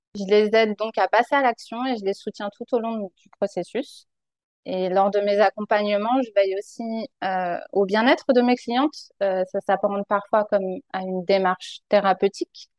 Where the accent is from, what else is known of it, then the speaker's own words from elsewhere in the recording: France; moved away as an adult; also born or lived in Paris region; now in British Columbia, Canada; Je suis originaire de France